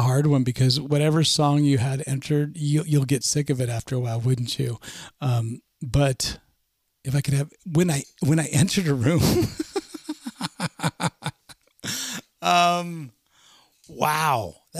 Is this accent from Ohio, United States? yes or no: no; California, United States; is always going to be in my bones, and it's where I come from, and I'm proud of it.